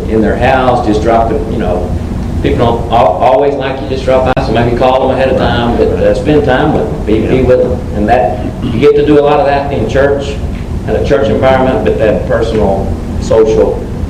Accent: Mexico; moved away; I'm Hispanic, right? I grew up in Mexico, spent most of my life there.

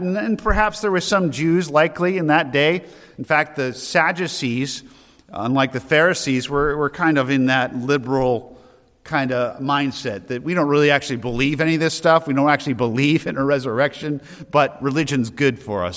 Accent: Loudon, New Hampshire, United States; I'm from Loudon

